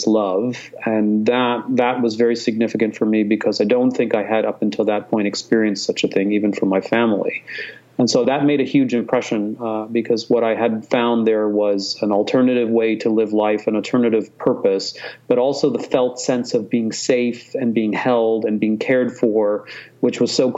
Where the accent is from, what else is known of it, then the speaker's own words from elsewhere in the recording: Hong Kong; I grew up in Hong Kong. I went to an American school in Hong Kong. My father was British. My mother was from Turkey.